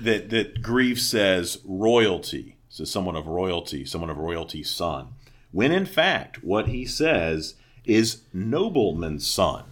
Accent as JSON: {"language": "English", "region": "the South", "country": "United States", "tie": "born or raised there", "moved": "yes", "said": "growing up in the South"}